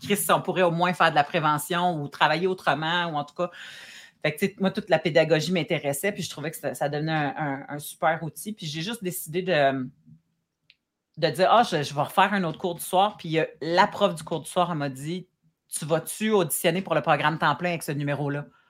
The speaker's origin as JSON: {"language": "French", "town": "Saint-Hubert", "region": "Quebec", "country": "Canada", "tie": "born or raised there", "also_born_or_lived": "Abitibi / Saint-Romuald / Montreal", "said": "Puis mon adolescence et mon, comme jusqu'à temps que je parte de chez mes parents, je l'ai vécu à Saint-Hubert"}